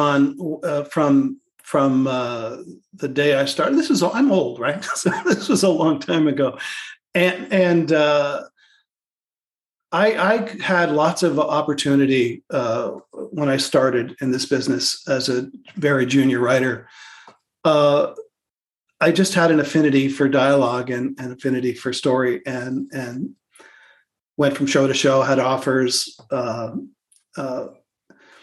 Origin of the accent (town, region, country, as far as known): Canada